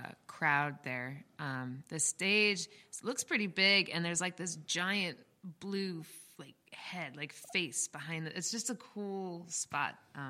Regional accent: Metuchen, New Jersey, United States; Metuchen, New Jersey.

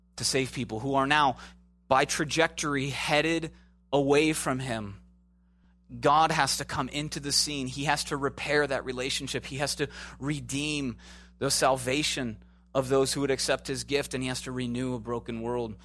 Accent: Midwest, United States; moved away; also born or lived in Chicago / Minneapolis / Tornado Alley; I'm from the Midwest, Chicago, Minneapolis

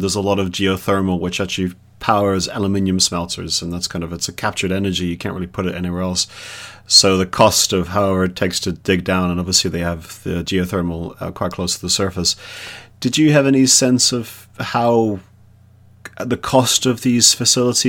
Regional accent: Johannesburg, Gauteng, South Africa; I'm from Johannesburg

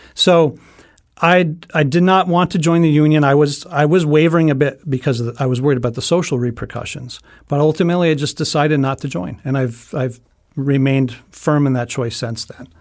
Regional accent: North Stonington, Connecticut, United States; I've been teaching for sixteen years in my hometown of North Stonington, Connecticut

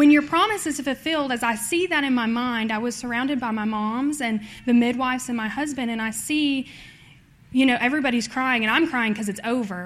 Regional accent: Tennessee, United States; I'm from Tennessee.

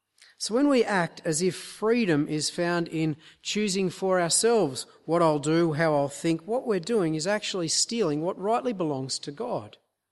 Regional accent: Queensland, Australia; we're from North Queensland, and so I thought I'd give you a sort of tropical illustration to help ground this.

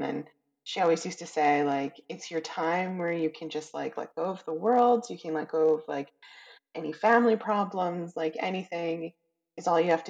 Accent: Calgary and Edmonton, Alberta, Canada; I was raised in Calgary and Edmonton

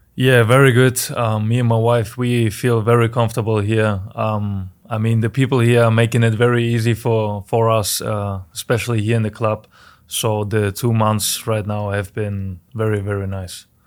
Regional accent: Germany; moved away as an adult; now in St. Louis, United States; I was born in Germany and I had a Very, very nice childhood

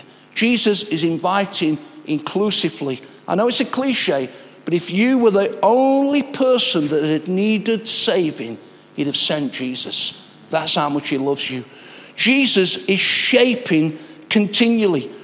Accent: Nottingham, East Midlands, United Kingdom; I'm a Nottingham lad

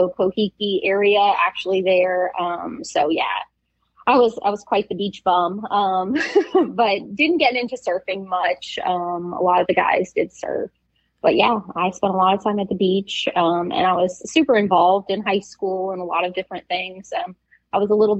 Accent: Pahoa, Hawaii, United States; born or raised there; moved away; also born or lived in Massachusetts / Oahu, Hawaii

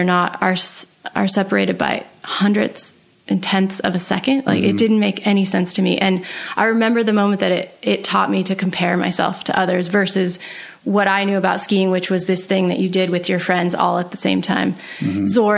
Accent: Sun Valley, Idaho, United States; I actually grew up in Sun Valley, Idaho.

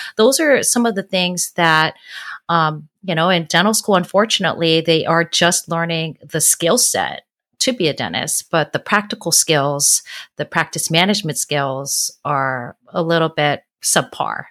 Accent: Honolulu, Hawaii, United States; now in San Diego, United States; I am originally from Honolulu, Hawaii. I currently live in San Diego.

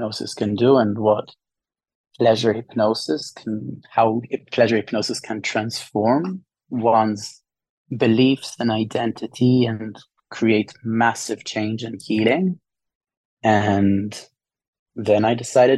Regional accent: Israel; moved away; I'm from Israel.

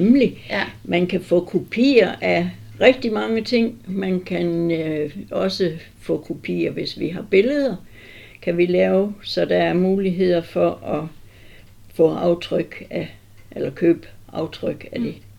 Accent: Southern Jutland, Southern Denmark, Denmark; also born or lived in Tinglev / Vamdrup; jeg er sønderjyde

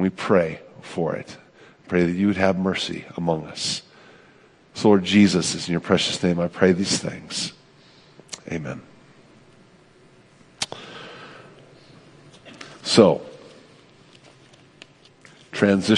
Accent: United States

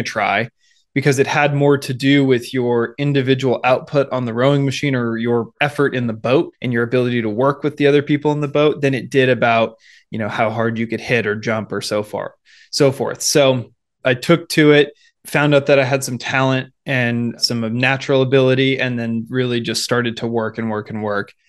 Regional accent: Seattle, Washington, United States; now in Bay Area, California, United States; growing up in the Seattle area

